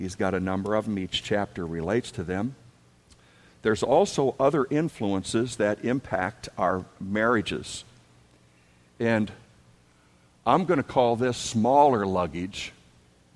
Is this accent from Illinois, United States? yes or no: no; Wisconsin, United States; also born or lived in Dubuque, Iowa / Milwaukee, Wisconsin; we grew up in Wisconsin